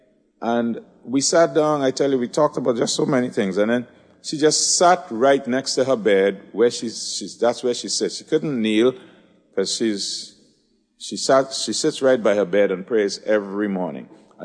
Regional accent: Trinidad & Tobago; moved away; I'm from Trinidad

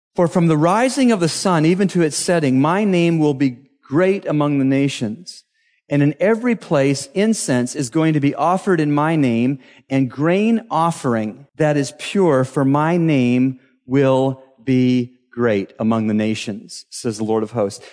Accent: Canada; moved away as an adult; now in Bahamas; In Canada, my home country

